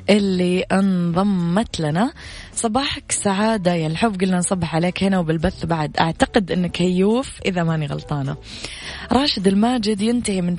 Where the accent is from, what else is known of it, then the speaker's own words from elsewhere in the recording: Sudan; من السودان أحيي أخي من اليمن الشقيق